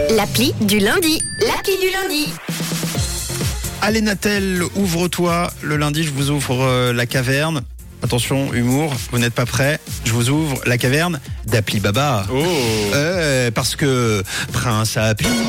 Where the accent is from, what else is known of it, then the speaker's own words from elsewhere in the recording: Switzerland; chez nous en Suisse